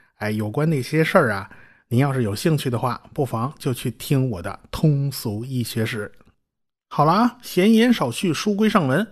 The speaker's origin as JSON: {"language": "Chinese", "country": "China", "said": "我们中国人"}